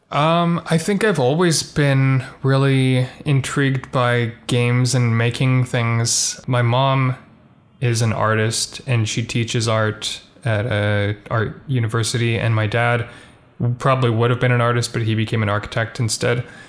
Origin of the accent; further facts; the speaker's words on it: Vancouver, British Columbia, Canada; also born or lived in Halifax; my parents moved back here after, like, the first year